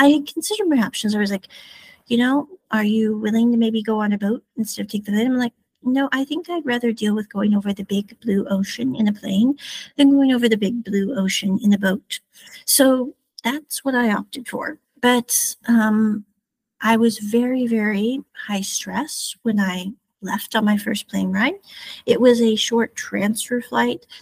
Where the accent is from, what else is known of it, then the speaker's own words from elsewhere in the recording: Midwest, United States; moved away as an adult; now in Taiwan; I'm from the Midwest